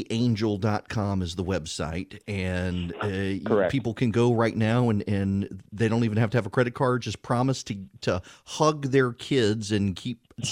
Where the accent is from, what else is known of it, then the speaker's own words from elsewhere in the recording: Dubai, United Arab Emirates; when I was a kid, a young kid living in Dubai, they showed Dallas, and it was always a season behind the United States.